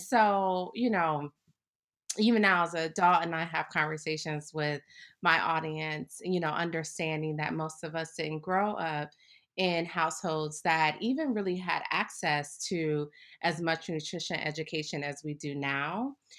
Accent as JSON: {"language": "English", "town": "Akron", "region": "Ohio", "country": "United States", "tie": "born or raised there", "also_born_or_lived": "Nashville / New York City", "moved": "yes", "said": "I grew up in Akron, Ohio"}